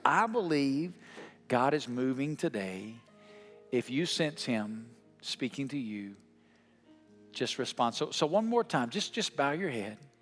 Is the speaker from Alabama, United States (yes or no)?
yes; Alabama, United States; where I come from in Alabama